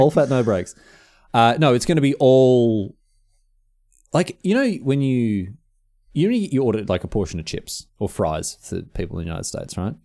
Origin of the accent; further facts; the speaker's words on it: Australia; moved away as an adult; I'm moving back to Australia